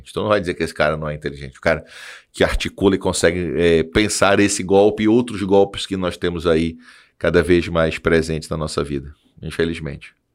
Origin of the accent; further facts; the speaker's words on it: Belém, Pará, Brazil; moved away; also born or lived in Maranhão; Eu nasci em Belém, por isso Paysandu.